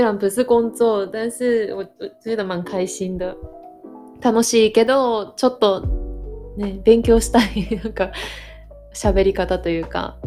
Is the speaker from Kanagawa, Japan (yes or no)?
no; Osaka, Japan; accent: Kansai dialect; moved away as an adult; also born or lived in Beijing, China; now in Taiwan; 私はえっと日本人で、日本の大阪で生まれ育ちました